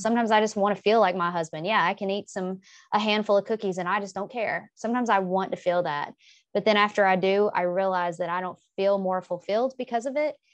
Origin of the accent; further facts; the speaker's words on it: the South, United States; I'm from the South. We eat a lot of fried foods.